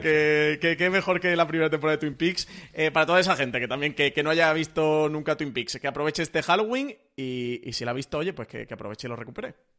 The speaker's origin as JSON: {"language": "Spanish", "region": "Andalusia", "country": "Spain", "said": "soy andaluz"}